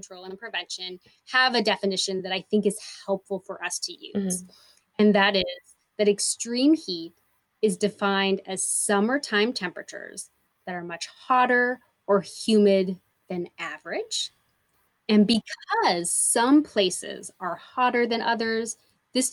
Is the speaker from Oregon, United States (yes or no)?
yes; Portland, Oregon, United States; moved away as an adult; also born or lived in El Paso, Texas; Being born and raised in Portland, Oregon